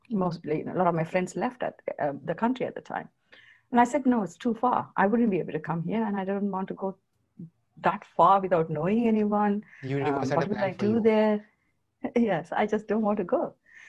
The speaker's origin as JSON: {"language": "English", "country": "Sri Lanka", "tie": "born or raised there", "second_language": "English", "moved": "yes", "lives_now": "United Kingdom", "said": "So yes, I am from Sri Lanka. I was born and brought up in Sri Lanka. My childhood was perfect."}